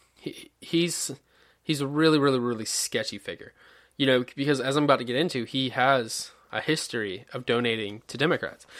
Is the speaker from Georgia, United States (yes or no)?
yes; Georgia, United States; into Linwood in my home state of Georgia